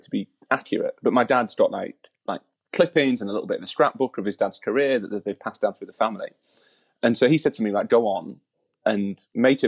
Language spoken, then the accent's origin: English; Yorkshire and the Humber, United Kingdom; I'm from Yorkshire